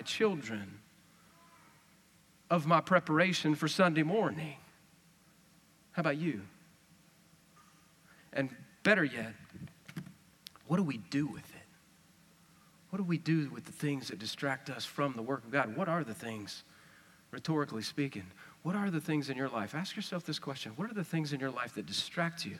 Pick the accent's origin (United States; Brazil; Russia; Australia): United States; West Texas; accent: West Texas; that's West Texas stuff